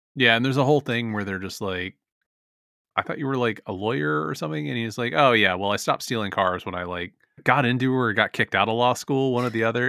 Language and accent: English; San Francisco, California, United States; my hometown